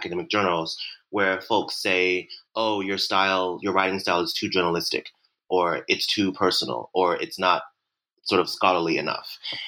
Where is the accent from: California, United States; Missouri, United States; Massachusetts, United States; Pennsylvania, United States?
Missouri, United States; Ferguson; my upbringing by, growing up in Ferguson, Missouri, in a solidly working class family where we didn't have much, but we always looked good